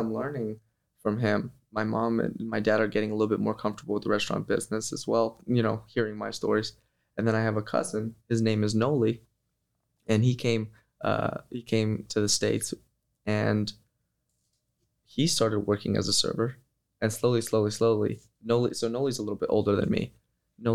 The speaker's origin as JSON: {"language": "English", "country": "Kosovo", "tie": "born there", "said": "Yes, I was born in Kosovo."}